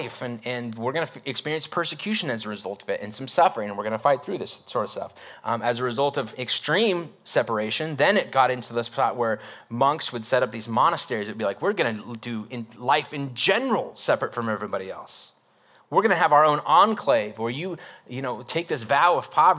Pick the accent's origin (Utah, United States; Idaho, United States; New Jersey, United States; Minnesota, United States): Idaho, United States; North; moved away; I grew up in North Idaho for like my elementary years